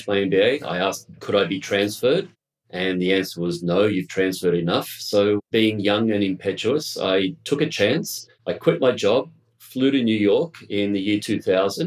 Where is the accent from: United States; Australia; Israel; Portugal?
Australia; also born or lived in Bogota, Colombia; I'm from Australia originally